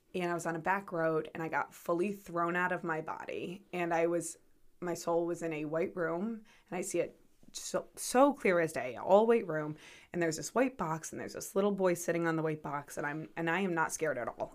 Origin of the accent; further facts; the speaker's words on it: North Kingstown, Rhode Island, United States; I was born and raised in North Kingstown, Rhode Island